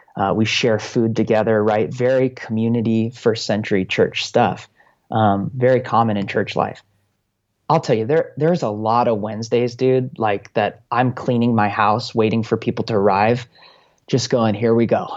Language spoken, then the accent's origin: English; United States; as an American